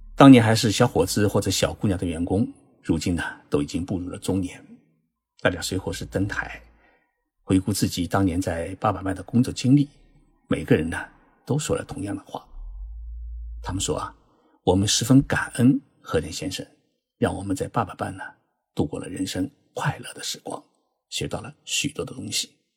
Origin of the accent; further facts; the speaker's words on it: China; 我们中国人